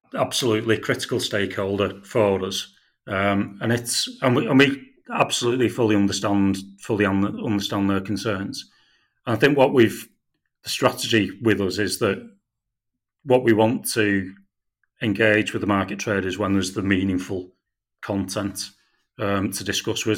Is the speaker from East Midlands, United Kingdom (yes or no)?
no; St Helens, North West England, United Kingdom; I'm from St Helens myself, I was brought up